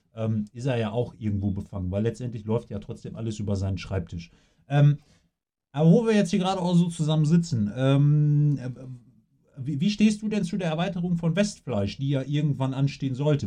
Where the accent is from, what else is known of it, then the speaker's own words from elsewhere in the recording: Coesfeld, North Rhine-Westphalia, Germany; hier bei uns in Coesfeld